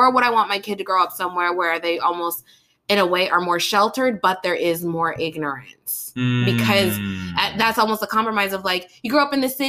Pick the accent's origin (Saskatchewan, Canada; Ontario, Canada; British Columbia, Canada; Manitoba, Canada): British Columbia, Canada; Burnaby; me growing up in North Burnaby